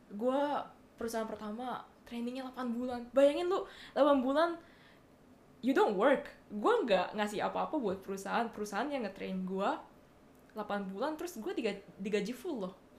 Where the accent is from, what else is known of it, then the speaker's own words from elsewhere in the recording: Bali, Indonesia; now in Japan; gue dari Bali